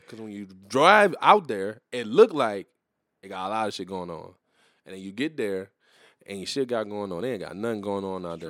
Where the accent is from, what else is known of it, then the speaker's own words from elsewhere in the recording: New Iberia, Louisiana, United States; also born or lived in Terrebonne Parish, Louisiana; I'm from New Iberia, but I was born in Terrebonne, Paris